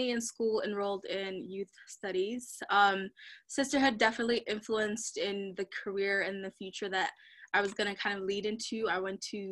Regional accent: Minneapolis, Minnesota, United States; growing up in East African community, Cedar Riverside here in Minneapolis, Minnesota

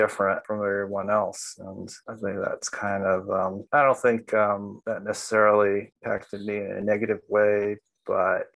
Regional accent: New York City, New York, United States; I grew up in in Williamsburg, South Williamsburg

